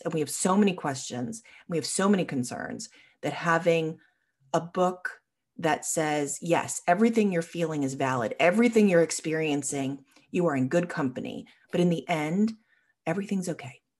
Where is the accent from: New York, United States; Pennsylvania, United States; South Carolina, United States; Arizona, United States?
New York, United States; Long Island; now in Richmond, United States; I grew up on Long Island